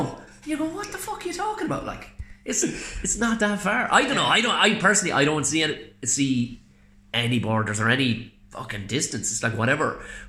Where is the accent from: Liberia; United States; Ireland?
Ireland; South Tipperary, Munster; I'm from South Tipperary.